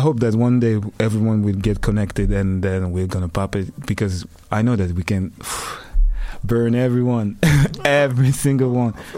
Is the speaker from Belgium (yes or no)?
yes; Liège, Wallonia, Belgium; I come from Belgium, Liège, Katmil. Ah, represent my city.